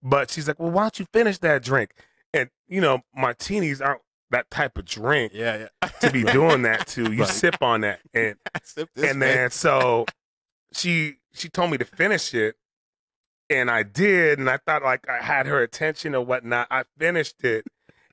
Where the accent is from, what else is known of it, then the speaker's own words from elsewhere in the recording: Southern California, United States; moved away as an adult; also born or lived in Toronto, Canada; now in Las Vegas, United States; I grew up playing soccer in Southern California